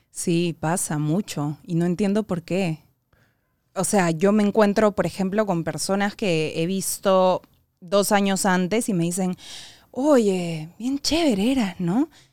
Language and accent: Spanish; Peru; nosotros, como sociedad peruana